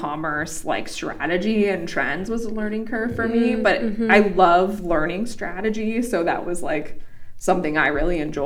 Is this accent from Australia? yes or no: no; Wyoming, United States; I'm from Wyoming. And I went to the University of Wyoming